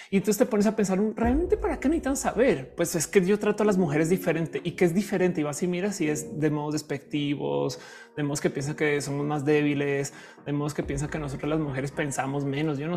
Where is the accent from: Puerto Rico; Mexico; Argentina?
Mexico; Hola, soy mexicana. este soy este eh, posgraduada.